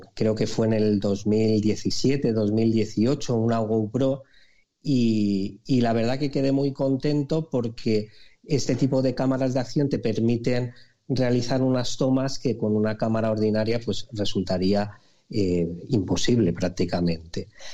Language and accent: Spanish; Alicante, Valencian Community, Spain; also born or lived in Aspe; yo soy de Alicante y vivo en un pueblo eh, muy cerquita que se llama Aspe.